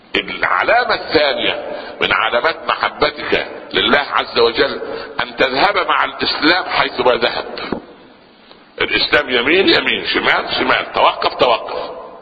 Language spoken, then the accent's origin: Arabic; Upper Egypt, Egypt; عندنا في الصعيد